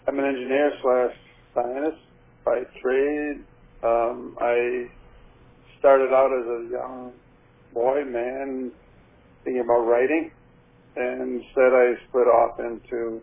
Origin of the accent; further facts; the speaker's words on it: Buffalo, New York, United States; moved away as an adult; also born or lived in Amherst, New York; now in Las Vegas, United States; I was born in Buffalo, New York